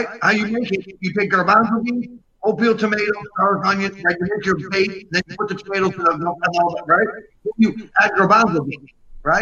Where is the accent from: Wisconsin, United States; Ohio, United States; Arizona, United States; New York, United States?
New York, United States; Yonkers; also born or lived in Rome, Italy; I was born in Yonkers.